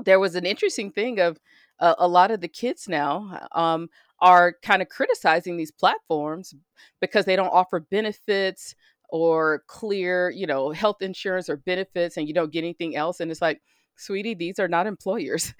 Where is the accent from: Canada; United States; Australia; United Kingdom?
United States; as an American